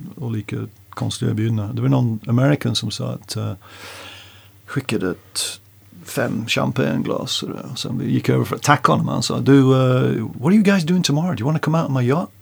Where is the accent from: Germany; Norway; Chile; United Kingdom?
United Kingdom; North England; Swedish is a second language; moved away as an adult; now in Stockholm, Sweden; Vi kommer från North England